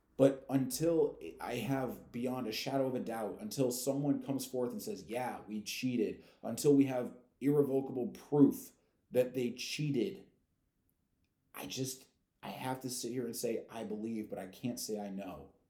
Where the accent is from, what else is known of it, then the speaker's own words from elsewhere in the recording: St. Louis, Missouri, United States; I come from St. Louis, which is per capita the most dangerous city in the United States